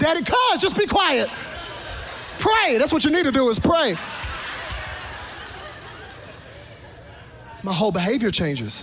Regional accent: Texas, United States; I'm from Texas

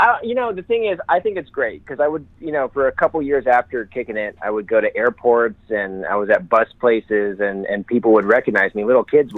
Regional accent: Illinois, United States; moved away; I went back to my hometown, Illinois.

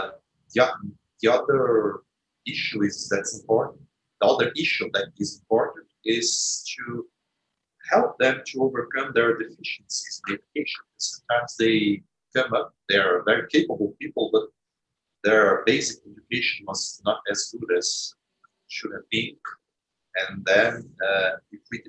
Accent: Brazil; we are from Brazil or from the third world

